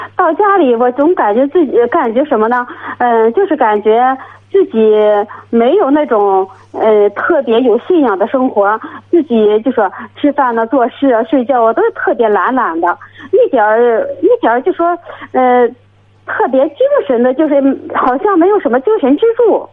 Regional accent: Hebei, China; 我是河北的

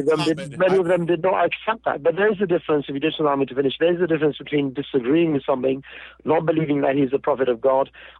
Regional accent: United Kingdom; I was born in Britain.

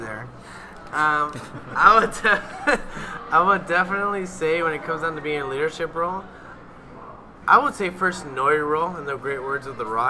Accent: Whittier, California, United States; now in Sacramento, United States; I am originally from Whittier 562. You know, if you know in LA, then you already know. Here in my senior year in Sacramento State

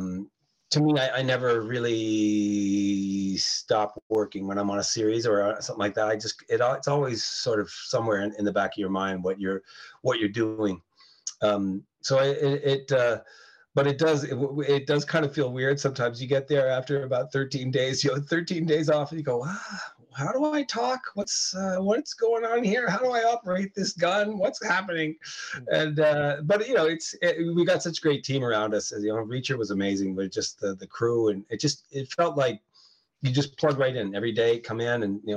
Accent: Canada; also born or lived in New York State, United States; I was born in New York, in New York State, and we emigrated to Canada when I was a kid

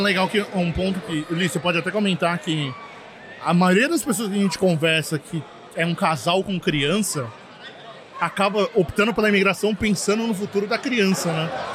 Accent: coast of São Paulo, Brazil; now in Montreal, Canada; Eu sou do litoral de São Paulo

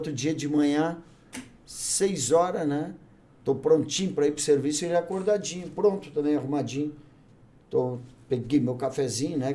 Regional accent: Bagé, Rio Grande do Sul, Brazil; moved away as an adult; now in Novo Hamburgo, Brazil; Eu sou um cara que eu venho do interior, eu sou natural de Bagé, né, cara?

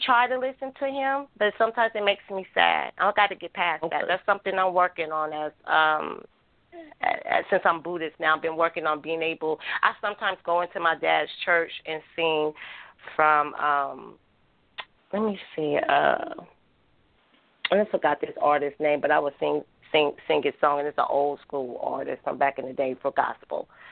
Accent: Oakland, California, United States; also born or lived in Milwaukee; I'm from the same hometown she's from, from North Oakland

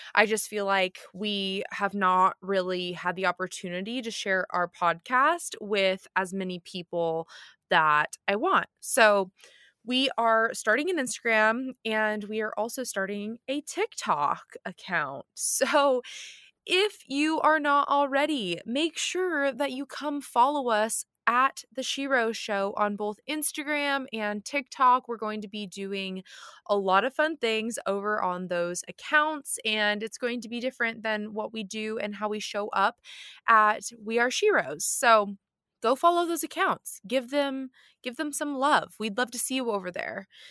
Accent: near the San Juan Islands, Washington, United States; moved away; the San Juan Islands, which is near my hometown.

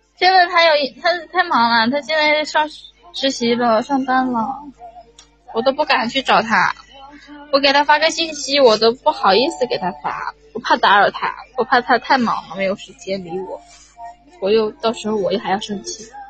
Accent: Hunan, China; 我是湖南的

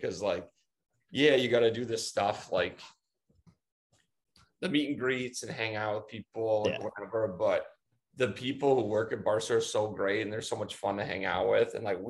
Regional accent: Seattle, Washington, United States; And I grew up in Seattle. So can do that easy.

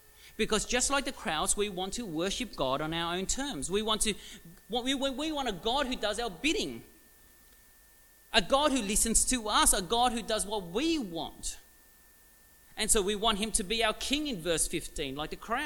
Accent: Melbourne, Victoria, Australia; I was actually born in Williamstown, Williamstown Hospital, about, 20 k's from here.

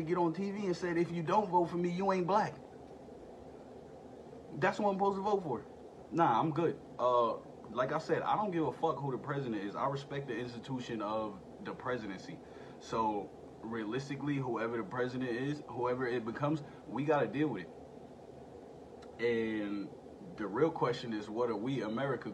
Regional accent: United States; as an American citizen and as a vet

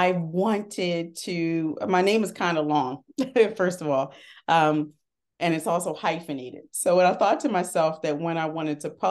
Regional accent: Harrisburg, Pennsylvania, United States; now in Philadelphia, United States; I am originally from Harrisburg, Pennsylvania, but I moved to Philadelphia

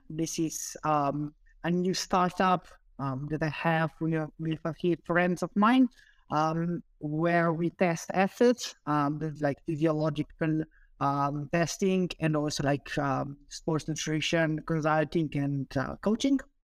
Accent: Slovenia; also born or lived in United Kingdom; I'm originally from Slovenia, but I did my P H D in the U K

